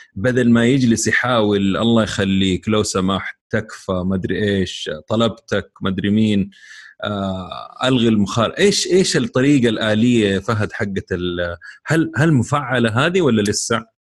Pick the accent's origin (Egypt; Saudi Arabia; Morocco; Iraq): Saudi Arabia; عندنا في السعوديه